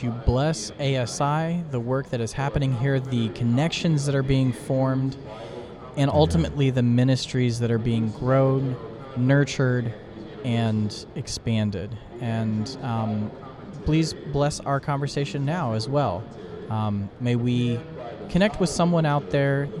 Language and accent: English; Kettering, Ohio, United States; I was born and raised in the Seventh-day Adventist Church in Kettering, Ohio.